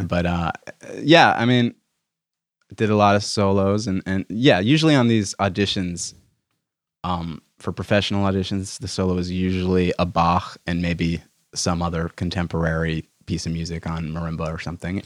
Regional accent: Milton, Massachusetts, United States; I'm from Boston, or a suburb of Boston

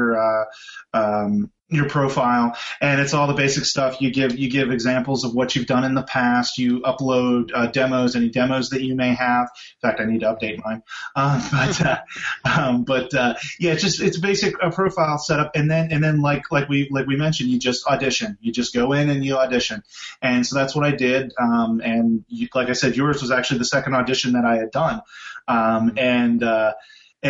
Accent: Pittsburgh, Pennsylvania, United States; I grew up in Pittsburgh, so you know, Kennywood was where I went to every summer

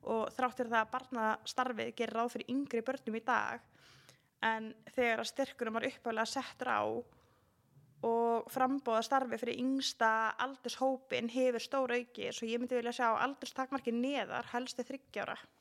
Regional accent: Garðabær, Capital Region, Iceland; moved away; ég er alveg upp í Garðabæði

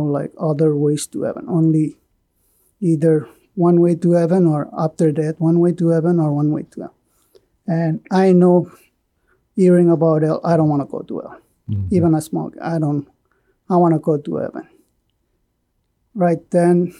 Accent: Pohnpei, Micronesia; moved away; I was born in Ponape

